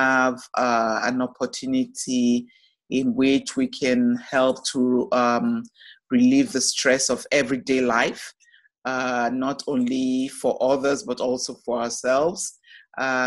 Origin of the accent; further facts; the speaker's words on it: Nigeria; moved away as an adult; also born or lived in Toronto, Canada; now in Ohio, United States; I was born in Nigeria, the first of six children